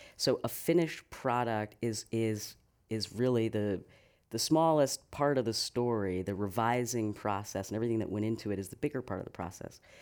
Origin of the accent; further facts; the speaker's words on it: south of Boston near Cape Cod, Massachusetts, United States; moved away as an adult; also born or lived in New York City / Tucson, Arizona; now in San Francisco, United States; I grew up in Massachusetts, uh, just south of Boston near Cape Cod